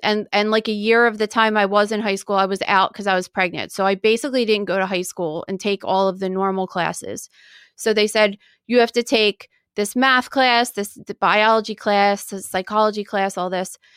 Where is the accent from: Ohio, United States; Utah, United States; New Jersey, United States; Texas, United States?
New Jersey, United States; Woodbury; I was born in 1979 in New Jersey and at a hospital in Woodbury, New Jersey